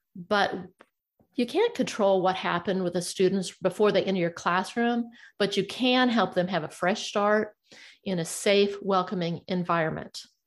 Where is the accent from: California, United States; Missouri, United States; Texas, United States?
Missouri, United States; I'm from Missouri and we call that the show me state.